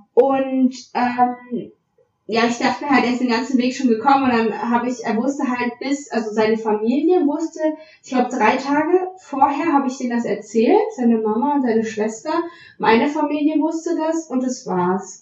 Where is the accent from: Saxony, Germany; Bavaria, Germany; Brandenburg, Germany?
Saxony, Germany; ich komme aus, äh, aus Sachsen